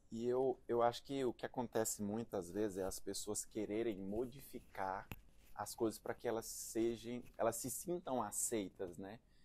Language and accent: Portuguese; Presidente Dutra, Maranhão, Brazil; also born or lived in Teresina / João Pessoa / Recife / Canada; now in São Paulo, Brazil; sou natural do, do interior do Maranhão, uma cidade de cinquenta mil habitantes chamada Presidente Dutra.